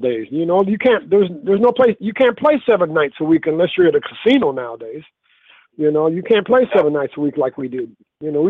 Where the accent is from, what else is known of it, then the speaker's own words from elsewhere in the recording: Illinois, United States; moved away as an adult; also born or lived in Los Angeles; I'm originally from Illinois. I'm back in Illinois right now.